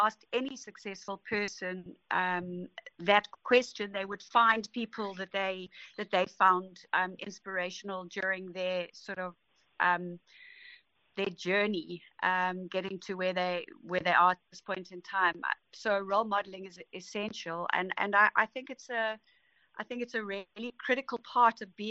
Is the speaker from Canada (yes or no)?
no; Pietermaritzburg, KwaZulu-Natal, South Africa; I grew up in Pietermaritzburg